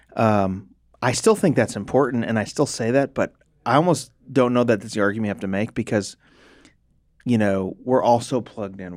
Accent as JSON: {"language": "English", "country": "United States", "said": "American Christians"}